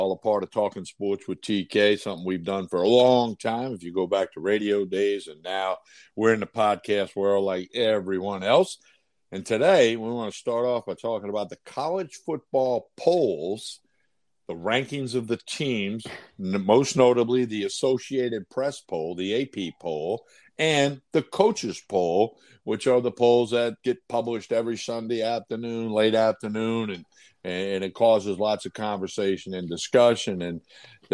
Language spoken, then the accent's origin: English; Chalmette, Louisiana, United States; I grew up in Chalmette, Louisiana